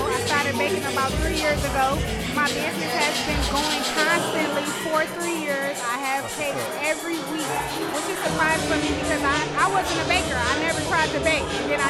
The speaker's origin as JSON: {"language": "English", "region": "Eastern Michigan", "country": "United States", "said": "I'm from Eastern Michigan, so that's where my main support is."}